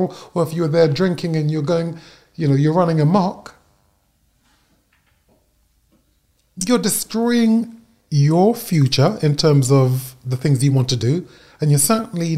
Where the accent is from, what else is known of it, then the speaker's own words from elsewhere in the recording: United Kingdom; as a Brit